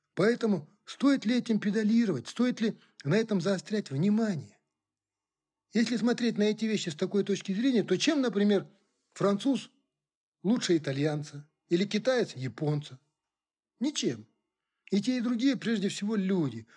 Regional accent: Kazakhstan; first language Kazakh; Russian is a second language; Я сам казах

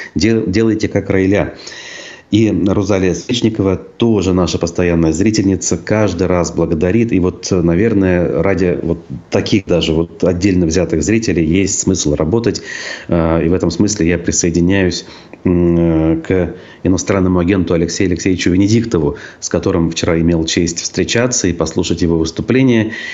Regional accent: Tyumen Oblast, Khanty-Mansi Autonomous Okrug, Russia; moved away; в детстве я рос э, в Хандамасийском округе Тюменской области

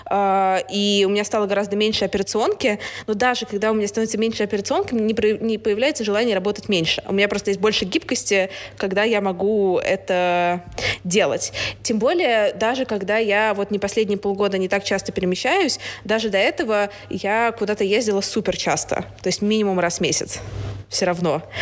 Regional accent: Saint Petersburg, Russia; moved away as an adult; also born or lived in United Kingdom; Я выросла в Петербурге

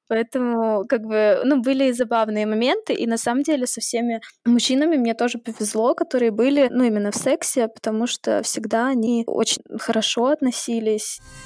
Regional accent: Saint Petersburg, Russia; мне 26, я из Санкт-Петербурга

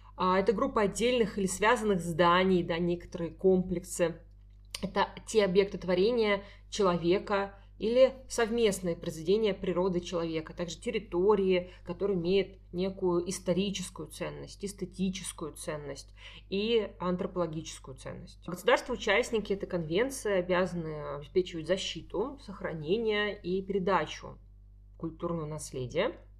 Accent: Saint Petersburg, Russia; мы с Дашей из Петербурга

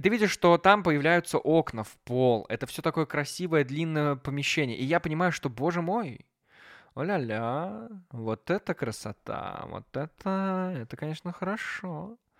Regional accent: Belarus; now in Minsk, Belarus; частный бизнес развивается в моем родном городе

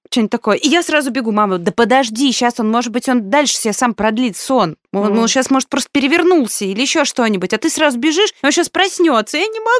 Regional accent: Poland; born there; Потому что я родилась в Польше, и мои родители тогда жили

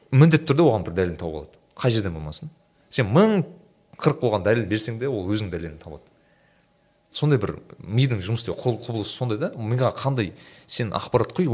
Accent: Turkistan Region, Kazakhstan; moved away; мен менің ауыл жағым түркістан жағы

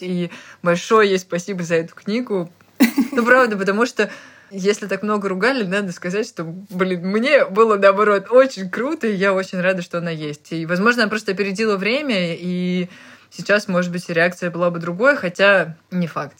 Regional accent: Tolyatti, Samara Oblast, Russia; moved away; я ребенок из Тольятти

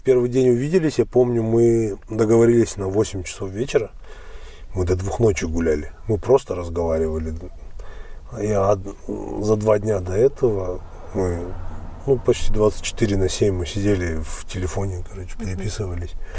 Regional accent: Almaty, Kazakhstan; born or raised there; moved away

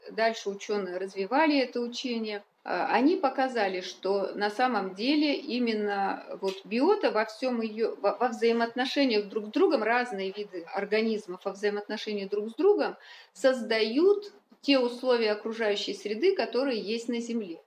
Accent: Republic of Karelia, Russia; moved away as an adult; also born or lived in Kola Peninsula; Я сама родом из Карелии, у нас там э, из Северной Карелии

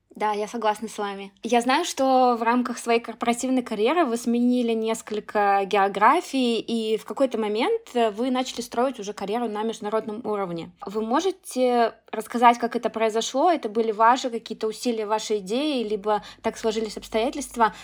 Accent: Russia; я из России

